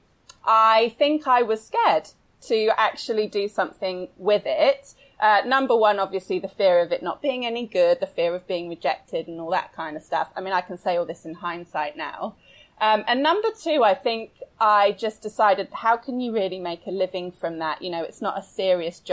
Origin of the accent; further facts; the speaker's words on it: United Kingdom; I'm British. So satire is basically in my blood